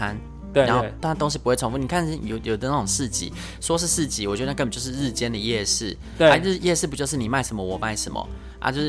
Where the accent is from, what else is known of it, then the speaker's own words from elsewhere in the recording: Chiayi, Chiayi City, Taiwan; 对，我说哦，因为我妈也不在嘉义啊。然后人家说啊，你不是嘉义人吗？我说呃，对，我是嘉义人的。哦，你还是你是嘉义出生，但是你没有在嘉义生活。我说有有，我在嘉义生活啊。